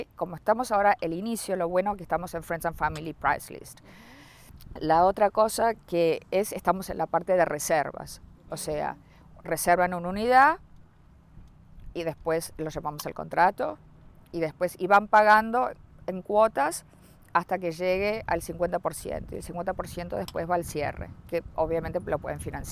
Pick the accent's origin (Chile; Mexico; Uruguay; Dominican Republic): Uruguay; moved away as an adult; also born or lived in Aventura, Florida; now in North Miami, United States; Yo soy de Uruguay, me vine a vivir acá y desde el 2002